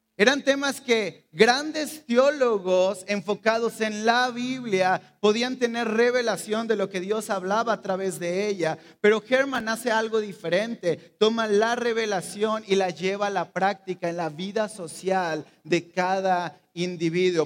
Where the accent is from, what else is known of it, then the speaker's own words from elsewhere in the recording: Mexico; Somos mexicanos